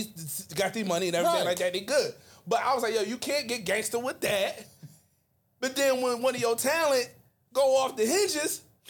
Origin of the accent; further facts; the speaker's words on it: Mobile, Alabama, United States; Where you hail from? I am from Mobile, Alabama.